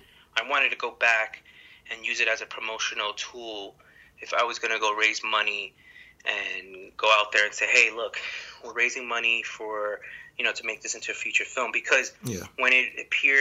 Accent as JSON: {"language": "English", "town": "New York City", "region": "New York", "country": "United States", "tie": "born or raised there", "said": "growing up in New York City"}